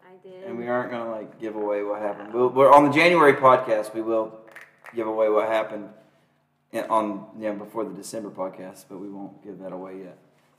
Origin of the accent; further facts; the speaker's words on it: near the West Virginia and Ohio border, Kentucky, United States; moved away; it's not like the part of Kentucky that I'm from. It's a really, because I'm from the West Virginia, Kentucky, Ohio border, where we have a lot more mountains.